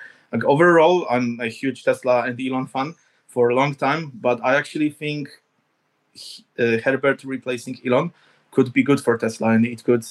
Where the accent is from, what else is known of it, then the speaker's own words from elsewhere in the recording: Poland; I'm from Poland